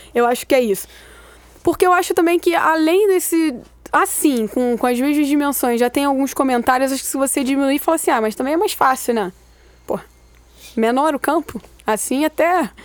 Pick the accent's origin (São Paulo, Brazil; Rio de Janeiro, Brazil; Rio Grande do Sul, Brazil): Rio de Janeiro, Brazil; eu sou do Meia